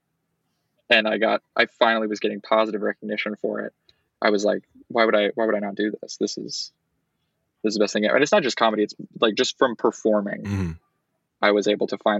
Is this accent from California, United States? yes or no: no; Austin, Texas, United States; Pretty much lived here my entire life